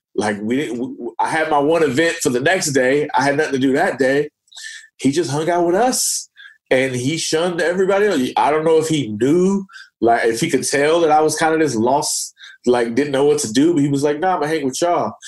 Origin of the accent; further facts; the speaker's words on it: Oakland, California, United States; I'm from Oakland